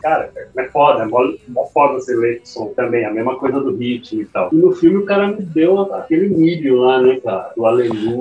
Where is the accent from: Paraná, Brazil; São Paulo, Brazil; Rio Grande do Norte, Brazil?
São Paulo, Brazil; moved away as an adult; also born or lived in Santos; now in Santo Antônio de Posse, Brazil; eu nasci em Santos, mas eu eu fui para São Paulo com seis meses